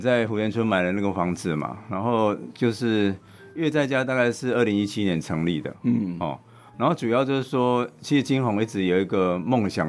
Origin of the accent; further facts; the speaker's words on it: Changhua County, Taiwan; also born or lived in Taipei; now in Minxiong, Taiwan; 其实我是在彰化出生了哈，然后后来在台北工作二十年，然后大概在二零一零年 我在零九一零左右来到民雄，嗯哼，然后会来到民雄，其实原因很简单，就是因为我来中正大学教书，